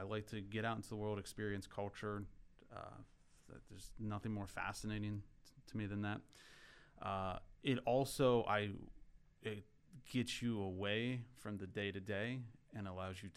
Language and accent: English; rural Pennsylvania, United States; I grew up in Pennsylvania, rural Pennsylvania, and an older house